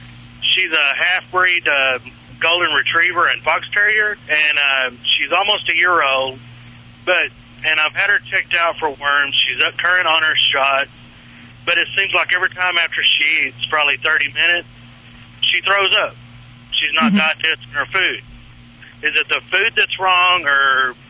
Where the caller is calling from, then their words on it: South Dakota, United States; Well, actually, I'm in South Dakota right now.